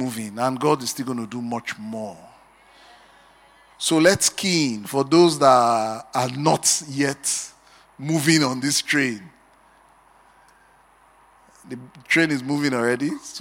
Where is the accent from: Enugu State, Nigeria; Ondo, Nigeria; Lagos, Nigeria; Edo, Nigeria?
Edo, Nigeria; Benin City; I grew up in Benin